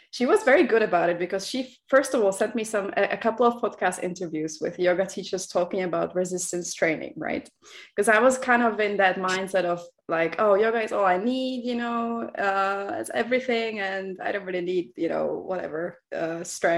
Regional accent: Czechia; now in Birmingham, United Kingdom; I grew up in the Czech Republic

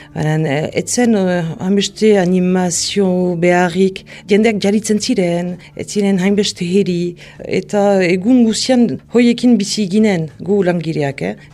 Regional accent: Mendionde, Nouvelle-Aquitaine, France; now in Hasparren, France; Lekornen sortua naiz eta orain uh, azparnen bizi

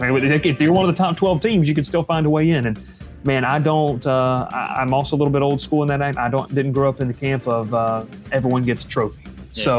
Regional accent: Southeast, United States; especially growing up in the Southeast, there's nothing quite like college football.

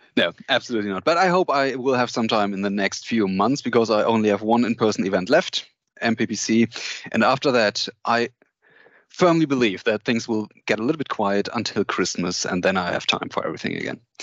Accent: Cologne, North Rhine-Westphalia, Germany; I'm from from Germany, Cologne. I uh, live here

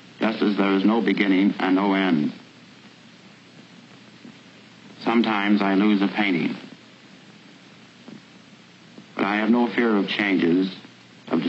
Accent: Cody, Wyoming, United States; also born or lived in New York; now in Springs, East Hampton, United States; I was born in Cody, Wyoming, 39 years ago

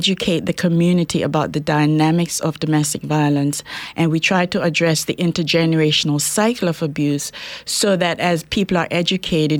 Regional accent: Bermuda; also born or lived in Jamaica; now in Spokane, United States; I was born in Jamaica, West Indies, but grew up in Bermuda. And I lived in Bermuda for quite a while, went to school there. So that's where I was brought up.

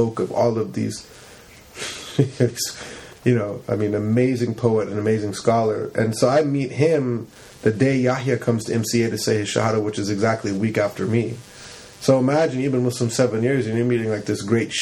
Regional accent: Campbell, California, United States; we grew up in Campbell

